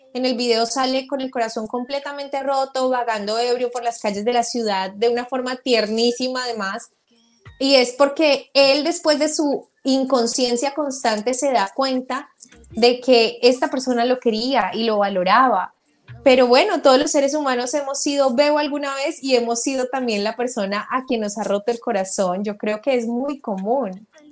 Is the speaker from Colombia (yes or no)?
yes; Colombia; yo soy colombiana